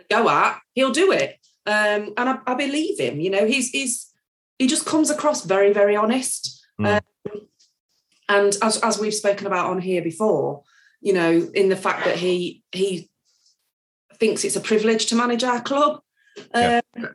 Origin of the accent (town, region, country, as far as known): Nottingham, East Midlands, United Kingdom